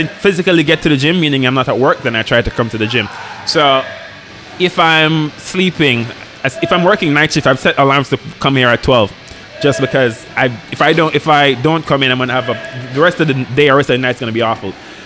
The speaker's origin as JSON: {"language": "English", "country": "Jamaica", "tie": "born or raised there", "also_born_or_lived": "Kingston, Jamaica", "moved": "yes", "said": "rural Jamaica, like farming, you know, stuff like"}